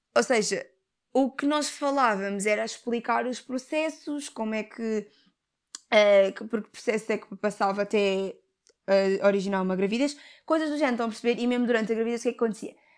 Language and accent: Portuguese; Portugal; eu tenho ascendência africana, os meus pais são africanos, mas eu nasci em Portugal